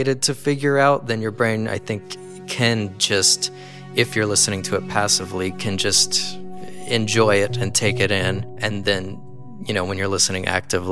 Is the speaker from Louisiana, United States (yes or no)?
yes; Southwest Louisiana, United States; now in California, United States; I grew up in Southwest Louisiana